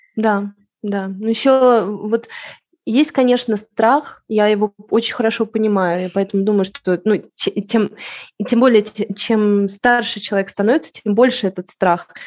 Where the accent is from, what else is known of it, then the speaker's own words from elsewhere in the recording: Moscow, Russia; moved away as an adult; now in Madrid, Spain; я в Москву, Москву уже не, не чувствую своим домом. Это моя родина